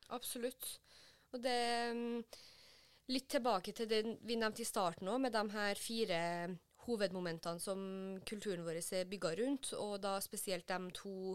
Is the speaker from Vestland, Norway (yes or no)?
no; Trondheim, Trøndelag, Norway; moved away as an adult; now in Oslo, Norway; hjemme i Trondheim